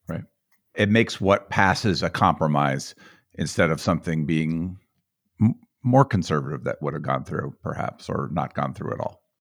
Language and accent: English; Boulder, Colorado, United States; I grew up in Boulder. I, I'm from Boulder myself